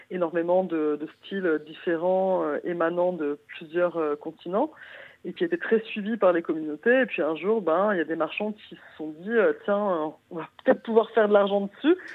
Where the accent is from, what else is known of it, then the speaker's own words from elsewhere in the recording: Limoges, Nouvelle-Aquitaine, France; J'étais de Limoges et en fait, euh, pas loin, il y avait le festival Musique métisse d'Angoulême